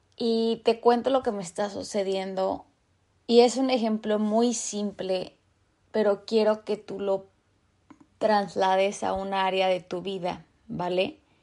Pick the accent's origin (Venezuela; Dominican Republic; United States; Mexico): Mexico; moved away as an adult; now in Vancouver, Canada; yo vivo en Vancouver. Entonces, soy de México.